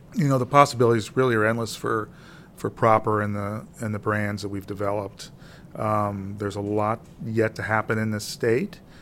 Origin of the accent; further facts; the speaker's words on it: Granite City, Illinois, United States; as a kid growing up in Granite City